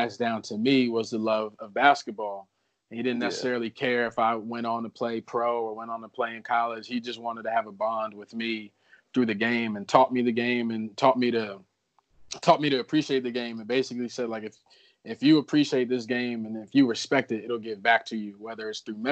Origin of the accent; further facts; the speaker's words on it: New Jersey, United States; moved away as an adult; also born or lived in Virginia; my childhood was like growing up in New Jersey